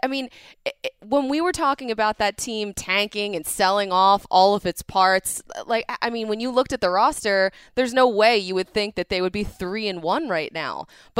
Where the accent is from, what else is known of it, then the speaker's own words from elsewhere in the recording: outside of Philadelphia, Pennsylvania, United States; I'm not. I'm from outside of the city.